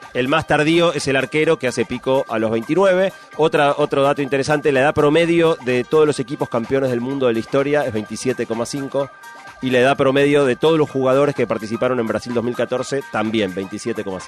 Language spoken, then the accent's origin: Spanish; Argentina; viajar siendo argentino